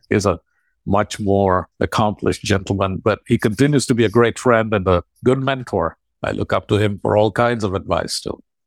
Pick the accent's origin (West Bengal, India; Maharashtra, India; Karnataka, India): Karnataka, India; Bangalore; moved away as an adult; also born or lived in Arusha, Tanzania; I was the only person from Bangalore to be accepted